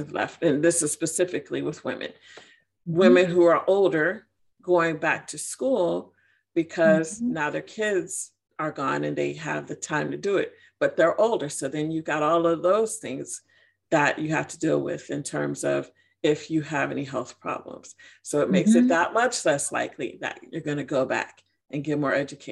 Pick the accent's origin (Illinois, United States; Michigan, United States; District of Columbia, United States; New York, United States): Illinois, United States; Chicago; moved away as an adult; now in Georgia, United States; I'm from Chicago. I'm from Illinois.